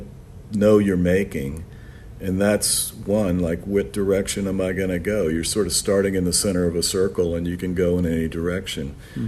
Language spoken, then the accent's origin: English; Orlando, Florida, United States; also born or lived in New York; I grew up here in Orlando, Florida.